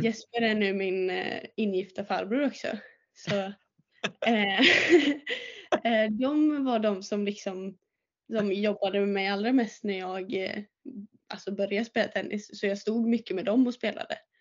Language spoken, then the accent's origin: Swedish; Åmål, Västra Götaland, Sweden; jag är uppväxt i Åmål och jag började spela tennis i Åmål